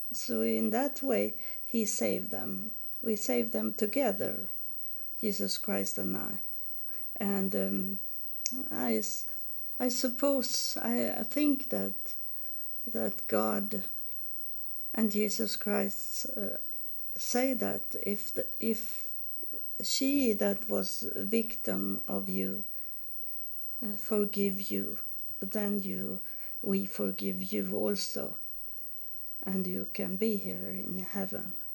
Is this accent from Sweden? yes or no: yes; Sweden; also born or lived in United States / Helsingborg, Sweden; I was born in Sweden, and I now I live in Sweden also